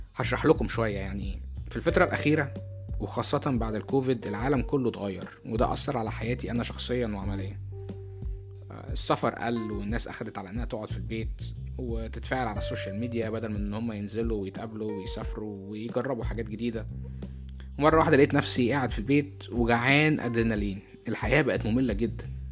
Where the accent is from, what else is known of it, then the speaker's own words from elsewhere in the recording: Egypt; moved away as an adult; now in United States; أنا اتولدت وعشت في مصر لمدة أربعة وعشرين سنة